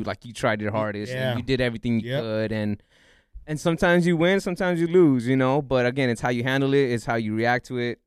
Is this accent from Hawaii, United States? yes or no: no; Los Angeles, California, United States; Frogtown is the small neighborhood word for it, but Elysian Valley